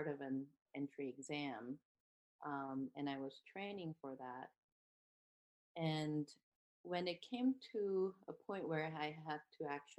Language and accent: English; South Korea; moved away as an adult; now in United States; I'm from South Korea, and I did my undergraduate degree in Korea and then moved to US